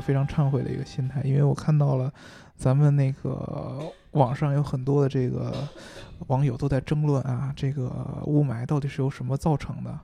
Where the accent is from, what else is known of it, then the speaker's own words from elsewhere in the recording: China; 在我们中国，咱们中国人善良啊